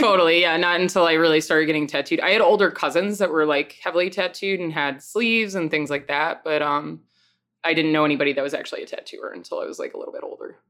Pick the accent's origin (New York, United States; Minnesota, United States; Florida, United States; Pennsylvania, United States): New York, United States; Long Island; moved away as an adult; also born or lived in Rochester, New York; now in Chicago, United States; I was born in Long Island